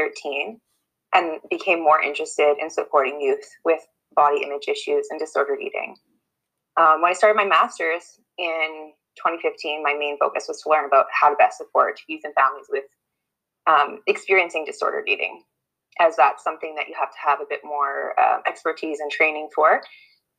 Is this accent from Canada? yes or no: yes; Canada; I'm a white cisgender woman who was born and raised in Treaty 6 territory, and I work providing family-based therapy to youth and families in Saskatoon